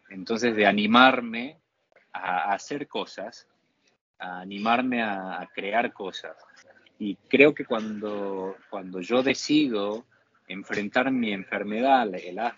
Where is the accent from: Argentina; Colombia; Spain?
Argentina; Mi objetivo principal como nadador y como argentino es tratar de ayudar a otros, a otros jóvenes eh, argentinos a acceder a este deporte.